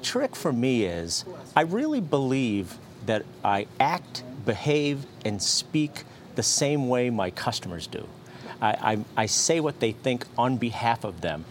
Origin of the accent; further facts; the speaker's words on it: Fitchburg, Massachusetts, United States; I was born in Fitchburg, Massachusetts.